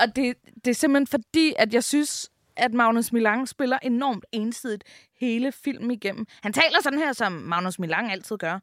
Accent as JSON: {"language": "Danish", "country": "Denmark", "said": "vi danskere"}